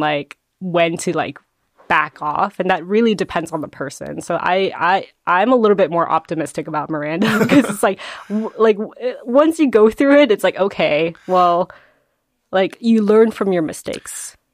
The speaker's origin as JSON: {"language": "English", "region": "New Jersey", "country": "United States", "tie": "born or raised there", "said": "I grew up in, in New Jersey, there's a lot of Koreans"}